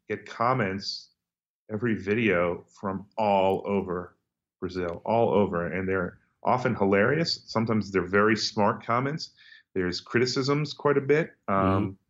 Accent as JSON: {"language": "English", "country": "United States", "tie": "born or raised there", "moved": "yes", "said": "we grew up in the United States where we hear everyone speaking English in all kinds of accents"}